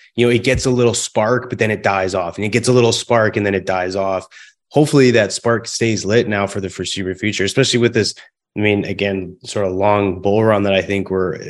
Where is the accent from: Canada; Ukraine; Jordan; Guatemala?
Canada; close to Vancouver, British Columbia; also born or lived in Calgary; now in Houston, United States; I'm originally from Canada, born in Calgary, raised close to Vancouver.